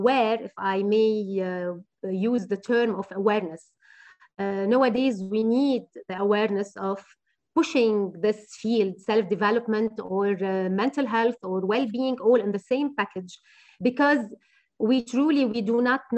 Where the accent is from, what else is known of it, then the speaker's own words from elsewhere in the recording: Beirut Governorate, Lebanon; I'm from Beirut, from the beautiful city of Beirut, and I would never leave Beirut